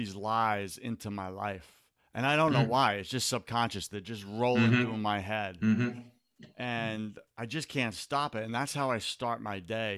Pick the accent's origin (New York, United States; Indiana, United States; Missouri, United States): New York, United States; now in Florida, United States; I thought that was just me being a New Yorker.